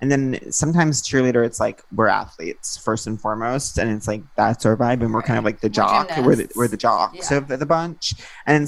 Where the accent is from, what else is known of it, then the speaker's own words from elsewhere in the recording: Long Island, New York, United States; I grew up in Long Island